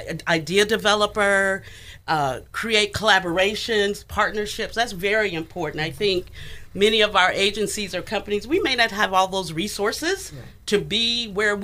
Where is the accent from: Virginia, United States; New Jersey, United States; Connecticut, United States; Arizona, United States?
Arizona, United States; Yuma; also born or lived in Tennessee; now in Sacramento, United States; I am originally from Yuma, Arizona, actually.